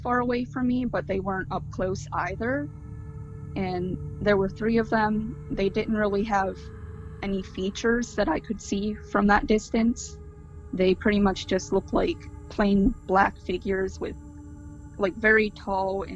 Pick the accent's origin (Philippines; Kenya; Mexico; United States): United States; Pennsylvania; I'm from Pennsylvania